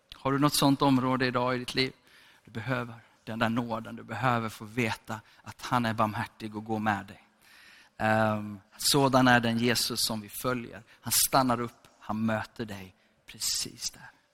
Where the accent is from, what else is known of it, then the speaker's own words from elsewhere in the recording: Gothenburg, Västra Götaland, Sweden; är född i Hammarkullen, uppvuxen i Sandeslätt. Okej, okay, så jag är från Göteborg